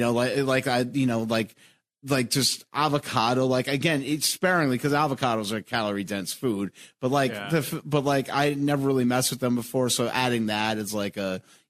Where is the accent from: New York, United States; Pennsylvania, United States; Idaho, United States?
New York, United States; moved away as an adult; also born or lived in Philadelphia; now in Chicago, United States; I'm from New York, and like, growing up in New York, and New York's a walking city.